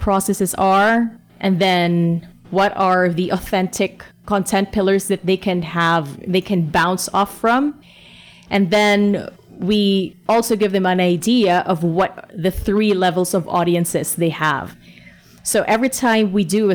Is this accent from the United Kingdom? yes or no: no; Philippines; we're from the Philippines